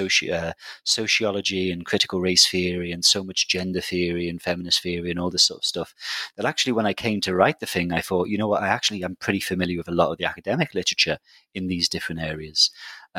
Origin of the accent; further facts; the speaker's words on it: Liverpool, North West England, United Kingdom; I'm from Liverpool, which is a big city in the UK